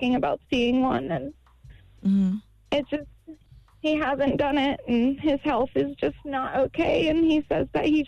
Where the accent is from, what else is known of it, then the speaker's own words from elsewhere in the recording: Columbus, Ohio, United States; I'm from Columbus, Ohio.